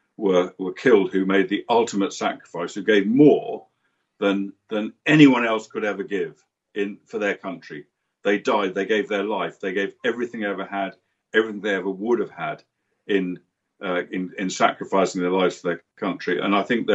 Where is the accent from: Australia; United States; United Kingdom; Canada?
United Kingdom; as a Brit